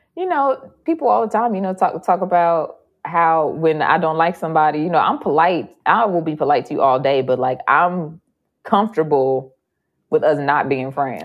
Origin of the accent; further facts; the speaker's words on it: Chicago, Illinois, United States; I'm from Chicago and, like, you know, just the women that I grew up around